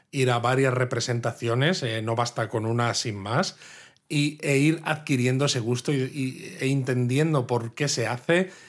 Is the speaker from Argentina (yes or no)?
no; Spain; Tiene gracia que siendo yo español, ¿no? Occidental, no haya estudiado a fondo la estética occidental